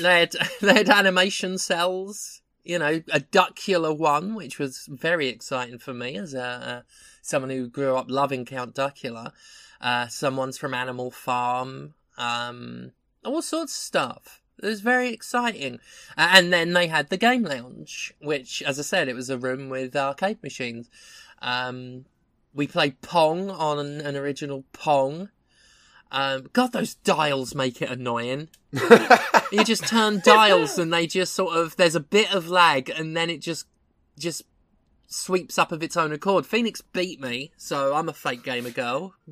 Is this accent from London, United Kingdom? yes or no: yes; Erith, London, United Kingdom; moved away; I went to my hometown. It is still a bleak, dead shithole.